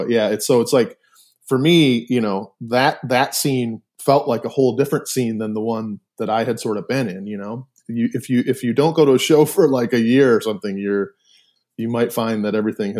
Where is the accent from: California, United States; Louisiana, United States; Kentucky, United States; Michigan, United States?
Michigan, United States; Milford; also born or lived in Ypsilanti; I was born in Ypsilanti, but born and like raised or lived in Milford my whole life, until I left, you know, to go to college. So Milford is like a suburb, about 30 minutes or so outside of Detroit proper.